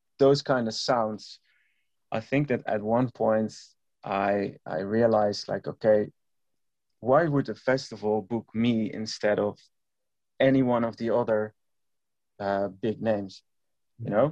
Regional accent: Eindhoven, North Brabant, Netherlands; It was in Eindhoven, my hometown where I grew up.

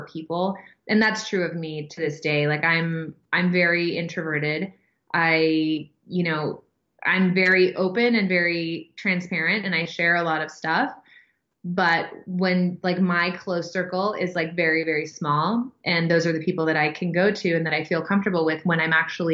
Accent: San Diego, California, United States; I was born in San Diego, California, and I'm an only child

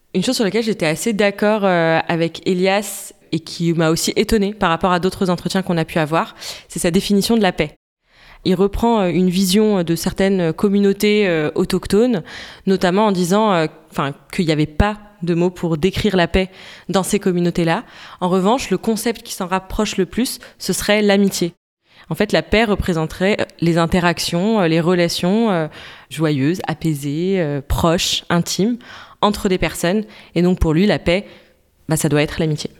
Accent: France; quand on a grandi en France

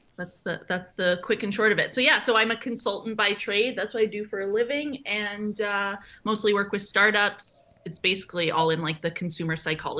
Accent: Edmonton, Alberta, Canada; moved away as an adult; now in Toronto, Canada; I'm 33 now. I grew up in Alberta, and then at the moment I'm living in Toronto. But I'm a little bit nomadic at the moment just because I still have a house in Edmonton that I've rented out

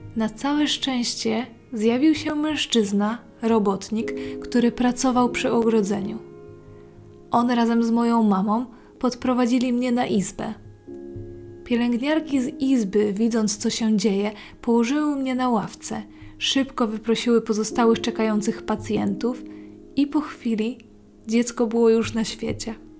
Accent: mountain regions of Poland, Poland; Tam skąd pochodzę, zima była bardzo mroźna, surowa i śnieżna

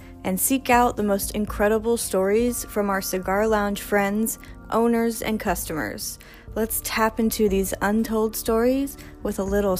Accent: Virginia, United States; now in New York, United States; I grew up in Virginia. So it's so humid.

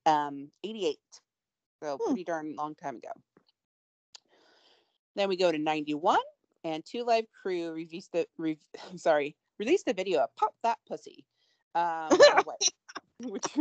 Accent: Portland, Oregon, United States; I grew up in Portland, Oregon

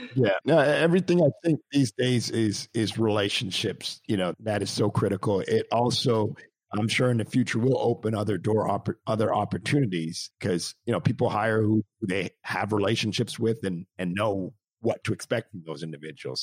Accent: Montreal, Quebec, Canada; I'm actually Canadian myself, and I grew up in Montreal.

